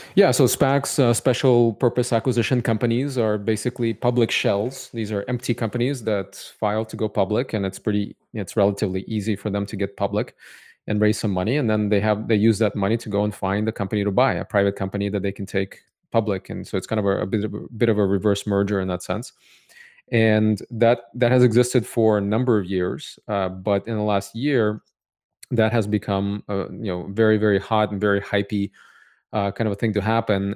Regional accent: Cupertino, California, United States; also born or lived in Odessa, Ukraine / San Francisco; I grew up in Cupertino, California

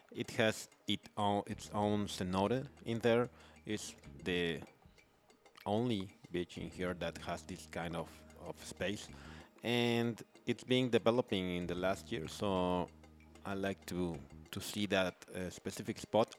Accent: Mexico City, Mexico; now in Playa del Carmen, Mexico; I grew up in Mexico City

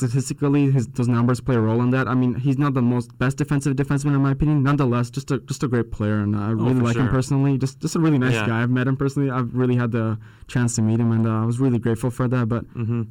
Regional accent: Canada; as a Canadian.

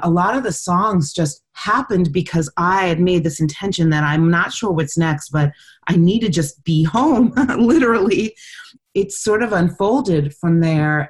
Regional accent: New York, United States; I'm from New York

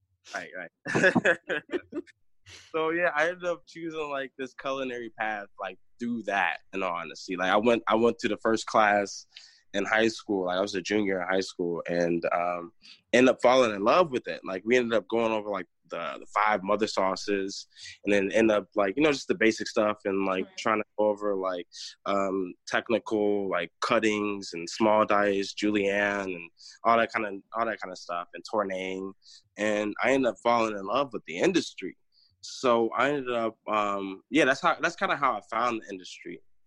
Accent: North Carolina, United States; also born or lived in Chicago / Northwest Indiana; now in Michigan, United States; But I'm from, born in North Carolina. I moved from North Carolina to Chicago. From Chicago to Northwest Indiana, and now I am in Michigan.

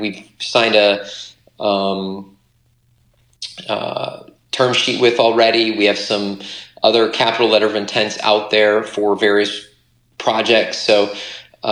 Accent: Michigan, United States; I'm from Michigan

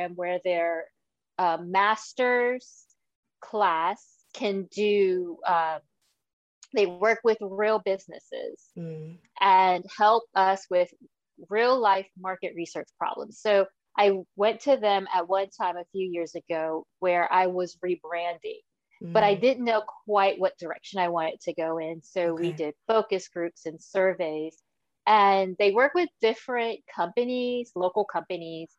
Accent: New Jersey, United States; I'm from New Jersey, which is where I live now

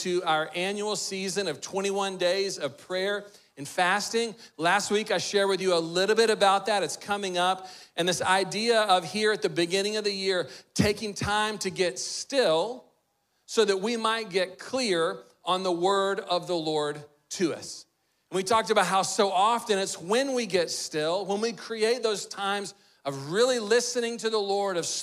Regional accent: Texas, United States; someone growing up in Texas

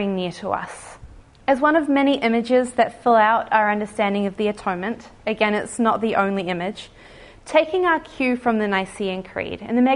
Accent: New Zealand; we like to think of Australia as our distant cousin, the West Island. I haven't been mocked too much for my accent

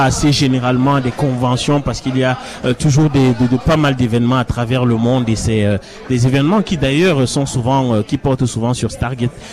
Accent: Cameroon; quand j'étais jeune au Cameroun

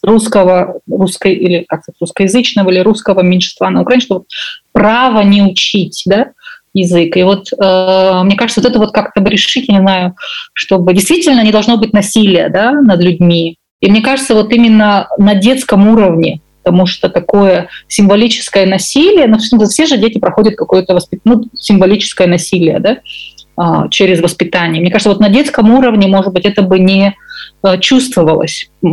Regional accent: Kazakhstan; я выросла в Казахстане

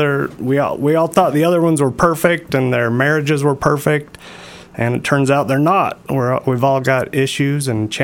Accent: Sandy, Utah, United States; I was born in Sandy. I still live in Sandy

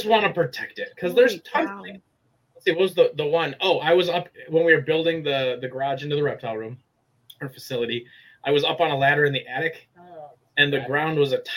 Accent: Wisconsin, United States; moved away as an adult; now in Illinois, United States; I lived my entire life in Wisconsin

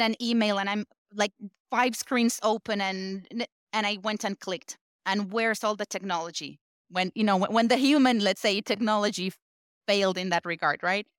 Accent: Argentina; I was born and raised in Argentina

